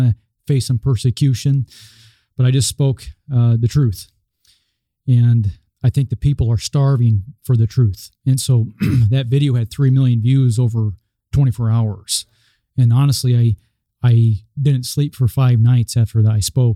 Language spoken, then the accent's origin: English; Omaha, Nebraska, United States; I'm from Omaha, Nebraska. I practice in Omaha